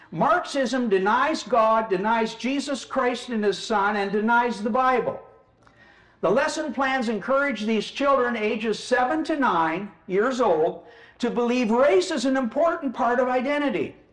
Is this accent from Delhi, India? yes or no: yes; New Delhi, Delhi, India; born there; Well, I was born in New Delhi, India.